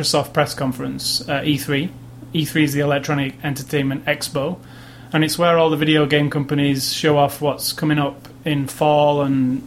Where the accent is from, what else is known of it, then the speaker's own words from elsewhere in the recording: United Kingdom; I'm from Britain